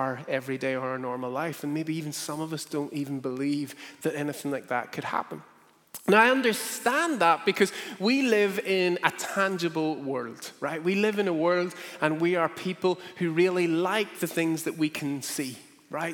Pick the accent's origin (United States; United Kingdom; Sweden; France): United Kingdom; Northern Ireland; growing up in Northern Ireland